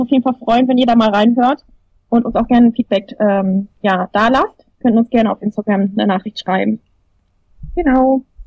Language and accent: German; Germany; für uns als Deutsche